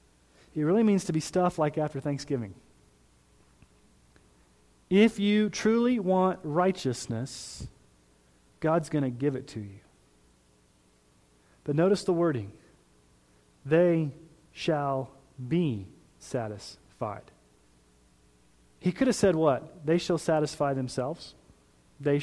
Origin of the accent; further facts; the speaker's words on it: Colorado Springs, Colorado, United States; now in Sterling, United States; I grew up in Colorado Springs.